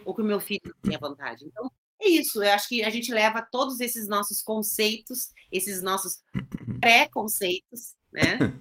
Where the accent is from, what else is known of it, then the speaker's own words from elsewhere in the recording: Rio Grande do Sul, Brazil; eu sou gaúcha